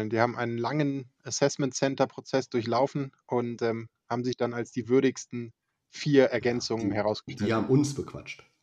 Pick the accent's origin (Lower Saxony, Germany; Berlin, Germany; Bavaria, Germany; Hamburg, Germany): Hamburg, Germany; dass man das als Hamburger sagt